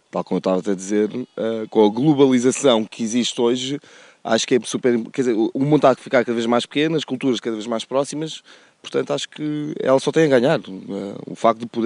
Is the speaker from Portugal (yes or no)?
yes; Portugal; eu, sou, sou chinês, nasci em Portugal.